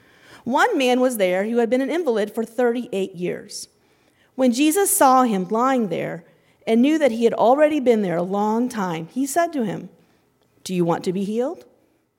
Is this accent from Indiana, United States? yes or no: yes; Indiana, United States; moved away as an adult; now in India; We're from Indiana